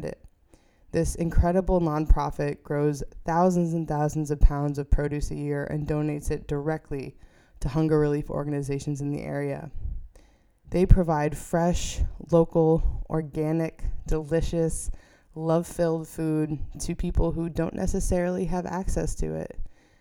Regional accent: New York, United States; moved away as an adult; I returned to my home state of New York

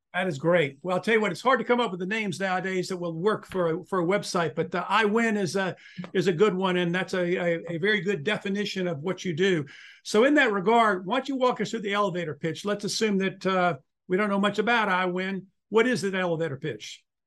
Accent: Charlotte, North Carolina, United States; moved away; It happens to be my hometown um, from many years ago

